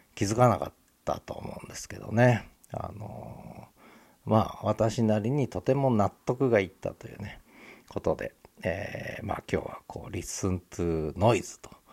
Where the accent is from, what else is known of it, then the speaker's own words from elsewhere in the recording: Honshu, Japan; also born or lived in Tokyo; now in Hokkaido, Japan; 私はその東京で生まれて本州で育ってそれから北海道来てる